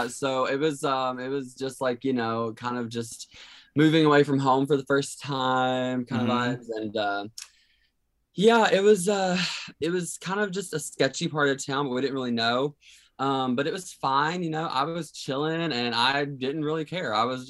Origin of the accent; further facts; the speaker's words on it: Kentucky, United States; moved away as an adult; now in Nashville, United States; I grew up in Kentucky, but, moved to Nashville, like right at the top of the pandemic